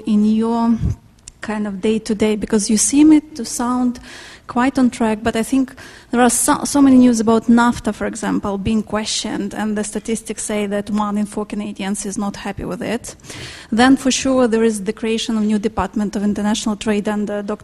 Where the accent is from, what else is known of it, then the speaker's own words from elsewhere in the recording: Ukraine; now in United Kingdom; I'm from Ukraine originally